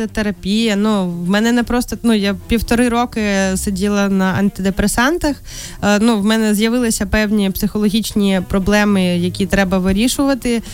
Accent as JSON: {"language": "Ukrainian", "region": "Krasnodar Krai", "country": "Russia", "tie": "born or raised there", "also_born_or_lived": "Kyiv, Ukraine", "moved": "as an adult", "lives_now": "Ukraine", "said": "виїхала з Росії і приїхала е, жити в Україну вже в осознаному дорослому віці у 18 років"}